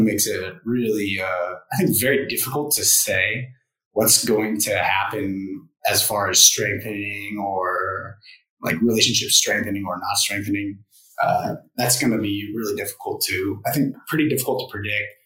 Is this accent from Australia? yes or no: no; United States; moved away as an adult; now in Vietnam; I'm an American working here